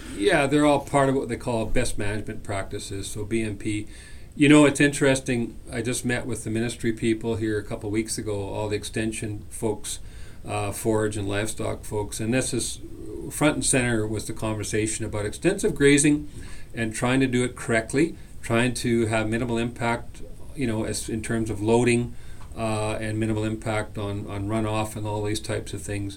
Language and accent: English; British Columbia, Canada; moved away as an adult; now in Saskatchewan, Canada; I'm born and raised in British Columbia